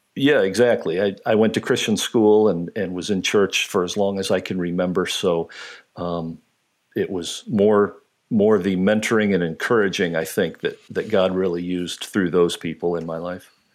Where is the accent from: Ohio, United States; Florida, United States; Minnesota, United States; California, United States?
Ohio, United States; Lima; moved away as an adult; also born or lived in Columbus, Ohio; now in upstate New York, United States; I'm actually from Ohio, grew up in, uh, in Ohio, uh, was actually born in Columbus